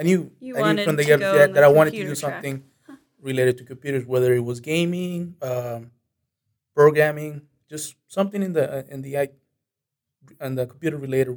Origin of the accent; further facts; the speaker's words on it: Monterrey, Nuevo León, Mexico; now in United States; I came to the U.S. back in 2001, and I've been living here since then. My hometown is Monterrey. That's located in the northern part of Mexico.